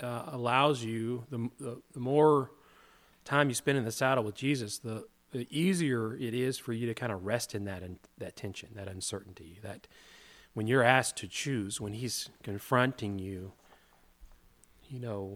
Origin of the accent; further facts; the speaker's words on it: the South, United States; growing up in the South, there was this expectation about how you were supposed to act